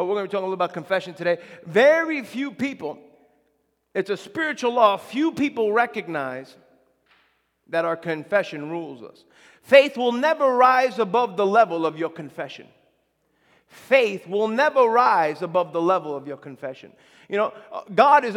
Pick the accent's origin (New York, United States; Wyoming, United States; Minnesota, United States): New York, United States; near the Belmont Racetrack; I grew up near the Belmont Racetrack